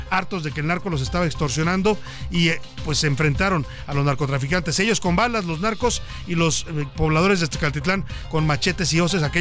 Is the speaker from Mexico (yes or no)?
yes; Mexico; así somos los mexicanos